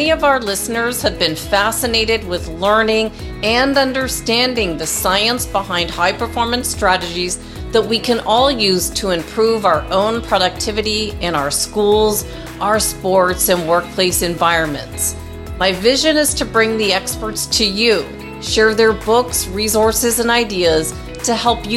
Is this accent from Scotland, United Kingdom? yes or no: no; Worthing, South East England, United Kingdom; moved away; I was born in Worthing, Sussex